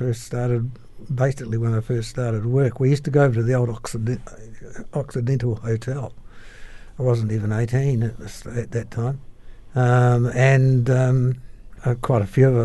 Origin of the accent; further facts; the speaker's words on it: Christchurch, Canterbury, New Zealand; also born or lived in Nelson, New Zealand; I moved to Christchurch with my family when my father, who was a meteorologist, transferred to Christchurch from Nelson